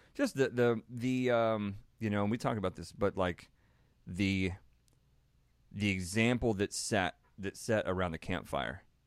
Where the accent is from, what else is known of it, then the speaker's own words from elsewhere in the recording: Texas, United States; born and raised in Texas